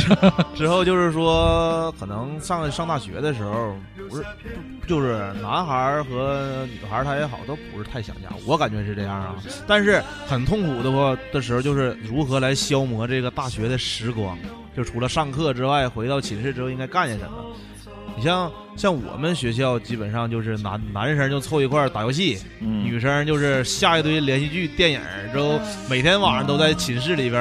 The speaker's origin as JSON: {"language": "Chinese", "country": "China", "said": "就那时候中国的感觉就是。自己身为中国人的感觉真的出来了。"}